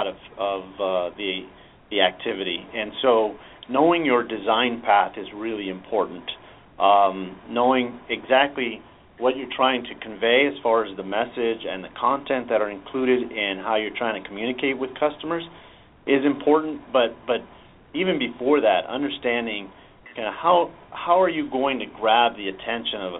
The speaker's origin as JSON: {"language": "English", "town": "San Diego", "region": "California", "country": "United States", "tie": "born or raised there", "said": "I'm a San Diego native. I grew up in San Diego"}